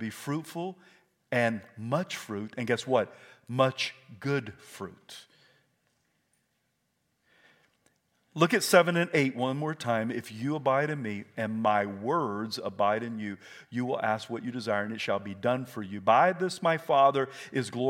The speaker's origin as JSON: {"language": "English", "region": "South Carolina", "country": "United States", "tie": "born or raised there", "said": "I was raised in South Carolina"}